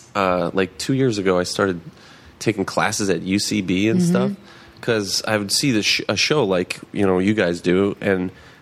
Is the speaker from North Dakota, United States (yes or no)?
yes; Fargo, North Dakota, United States; moved away; I'm from Fargo, North Dakota.